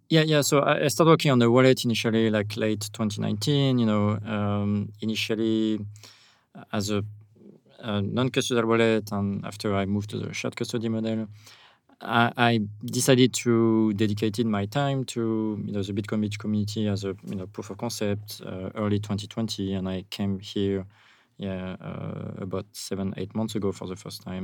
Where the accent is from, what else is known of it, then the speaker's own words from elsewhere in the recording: France; accent: French; English is a second language; also born or lived in United States; now in El Zonte, El Salvador; with my accent, I'm I'm a French guy